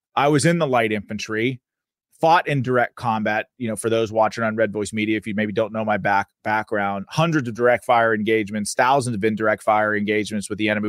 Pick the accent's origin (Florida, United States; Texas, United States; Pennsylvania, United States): Pennsylvania, United States; my home state, the Commonwealth of Pennsylvania